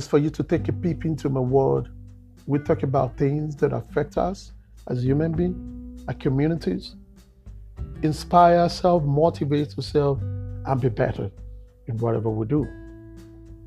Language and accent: English; Nigeria; I'm an African. I'm a Nigerian. Growing up in Nigeria